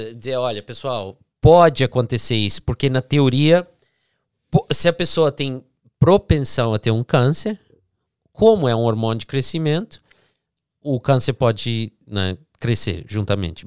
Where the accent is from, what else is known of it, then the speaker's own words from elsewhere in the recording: Florida, United States; also born or lived in New Jersey, United States; nasci no Jersey. Aí de, depois Jersey. dos sete anos eu vim aqui pra, Flórida.